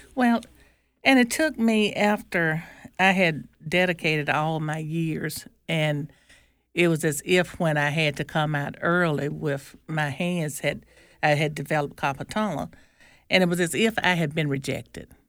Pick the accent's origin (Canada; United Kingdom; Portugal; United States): United States; Nettleton, Mississippi; I'm from Nellaton, Mississippi